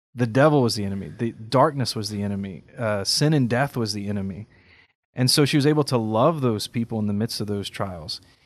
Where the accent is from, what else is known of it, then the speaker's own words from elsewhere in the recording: Carencro, Louisiana, United States; in my hometown, Karen Crowe, there's a school she founded